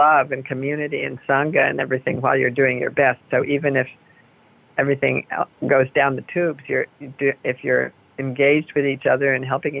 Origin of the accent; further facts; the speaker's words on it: Cambridge, Massachusetts, United States; moved away as an adult; now in Berkeley, United States; I come from Cambridge, Massachusetts. I grew up, and I came from New England to Berkeley